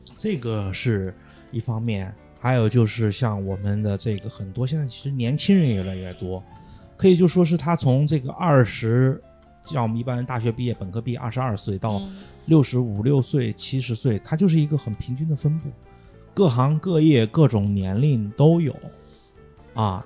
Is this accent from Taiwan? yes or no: no; Hubei, China; also born or lived in northern China; now in Xi'an, China; 出生在南方的这个，出生在这个中国中部湖北的南方人，虽然在北方待了十几年，但是有时候这个普通话偶尔会冒出来不太标准的